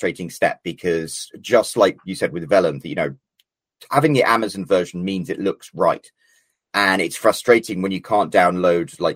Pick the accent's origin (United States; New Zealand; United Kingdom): United Kingdom; Scotland; I'm Scottish.